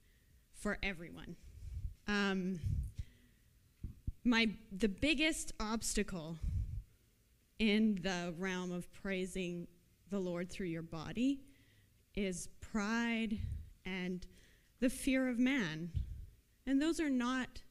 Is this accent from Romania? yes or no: no; Canada; Canadians. We do not do that. We are very prim.